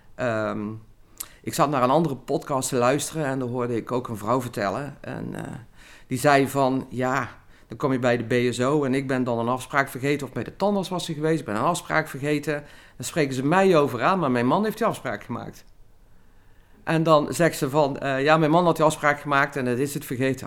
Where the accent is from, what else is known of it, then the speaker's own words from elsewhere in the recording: Limburg, Netherlands; also born or lived in Rotterdam; als Limburger